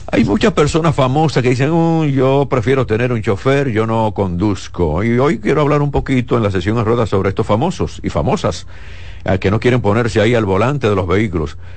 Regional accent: Dominican Republic; mi país

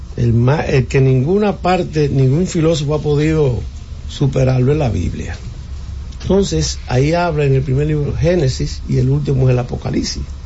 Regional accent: Puñal, Santiago, Dominican Republic; yo que soy de Santiago, de Puñal Santiago

